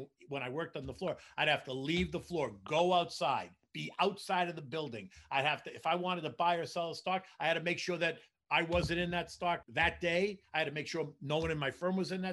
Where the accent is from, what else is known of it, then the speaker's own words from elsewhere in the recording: Boston, Massachusetts, United States; moved away as an adult; also born or lived in Washington, D.C. / New York City; I grew up in Boston